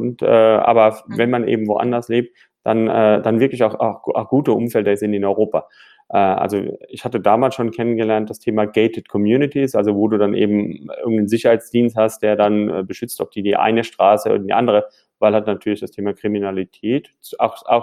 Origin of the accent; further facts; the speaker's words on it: Caracas, Capital District, Venezuela; also born or lived in United States / Mannheim; now in Frankfurt, Germany; bin gebürtiger Frankfurter, wohne auch wieder in Frankfurt, ein bisschen eine Reise gemacht, bin in Caracas groß geworden in Südamerika, danach nach USA, danach nach Mannheim